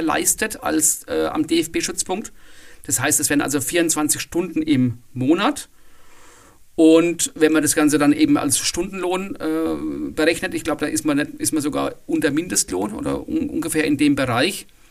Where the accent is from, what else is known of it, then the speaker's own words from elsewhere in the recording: Bavaria, Germany; bei uns in Bayern